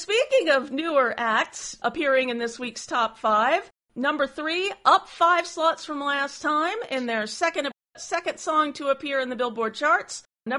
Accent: Oklahoma City, Oklahoma, United States; they moved to my hometown of Oklahoma City

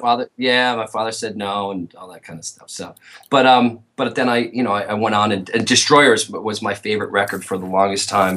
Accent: Chicago, Illinois, United States; I grew up in Chicago

